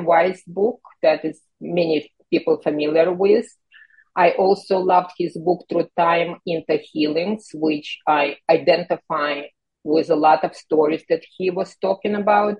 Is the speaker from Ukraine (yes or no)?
yes; Kyiv, Ukraine; moved away; I immigrated from the Soviet Union, from Ukraine, from Kyiv, and growing up in that socialist environment